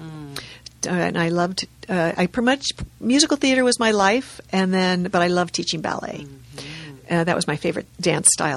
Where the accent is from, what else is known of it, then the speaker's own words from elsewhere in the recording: La Cañada Flintridge, California, United States; I grew up in La Cañada, which is kind of I don't know if it's east or west, but it's next to Pasadena